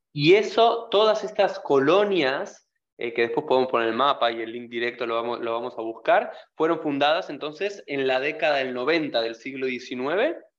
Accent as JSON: {"language": "Spanish", "country": "Argentina", "said": "como argentinos"}